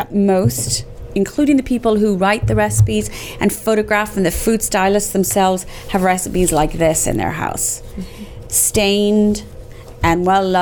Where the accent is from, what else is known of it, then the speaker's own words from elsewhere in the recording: Ireland; now in Dallas, United States; I'm so Irish